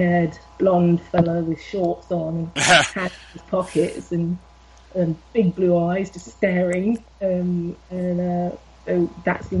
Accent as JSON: {"language": "English", "region": "England", "country": "United Kingdom", "tie": "born or raised there", "also_born_or_lived": "London", "moved": "as an adult", "lives_now": "Blairgowrie, United Kingdom", "said": "I was born in England"}